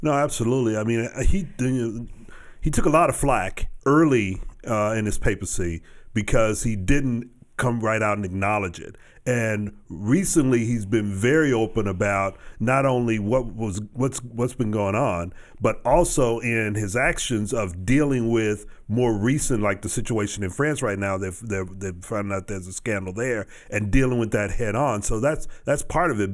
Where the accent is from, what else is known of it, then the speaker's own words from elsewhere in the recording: Texas, United States; my hometown and through that area where when I was growing up